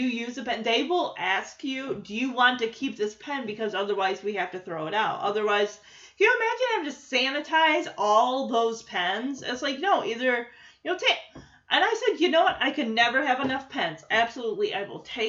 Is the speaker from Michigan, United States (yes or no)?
yes; West Michigan, United States; growing up in West Michigan